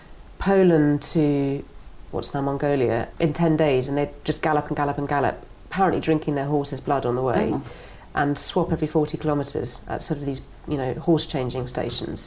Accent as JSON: {"language": "English", "area": "North Norfolk", "region": "East of England", "country": "United Kingdom", "tie": "born or raised there", "said": "I am half Irish, and I was brought up in rural North Norfolk"}